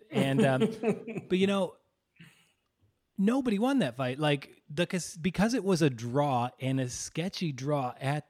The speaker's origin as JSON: {"language": "English", "town": "Dearborn", "region": "Michigan", "country": "United States", "tie": "born or raised there", "said": "who is from my same hometown of Dearborn, Michigan. He is a Muslim from East Dearborn, which, you know, I grew up in East Dearborn."}